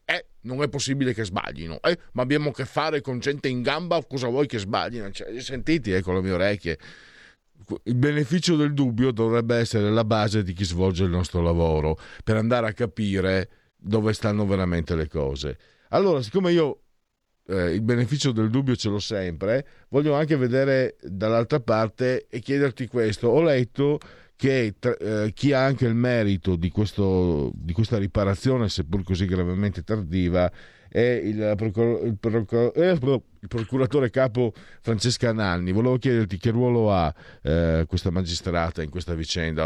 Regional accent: Friuli-Venezia Giulia, Italy; dalle mie parti

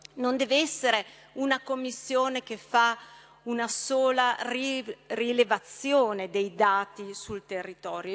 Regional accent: Brescia, Lombardy, Italy; Io da bresciana, l'ho vissuto, lo conosco bene

